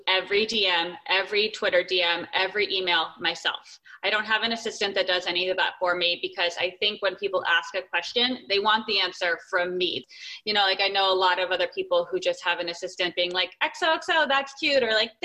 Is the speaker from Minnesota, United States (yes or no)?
no; Arizona, United States; also born or lived in San Francisco / Los Angeles; now in California, United States; I'm in California, I grew up in Arizona